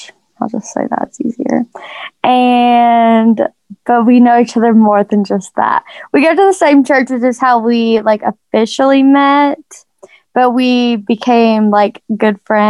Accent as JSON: {"language": "English", "region": "Georgia", "country": "United States", "tie": "born or raised there", "also_born_or_lived": "Tuscaloosa, Alabama / Memphis, Tennessee", "moved": "as an adult", "said": "we moved to Georgia, and I was in Georgia for, it was about 12 years, 12, 13"}